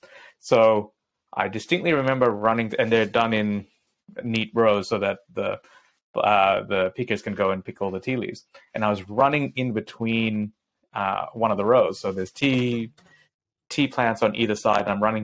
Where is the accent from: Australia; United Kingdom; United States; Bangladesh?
Bangladesh; I grew up in Bangladesh in the tea gardens of Lipton, right?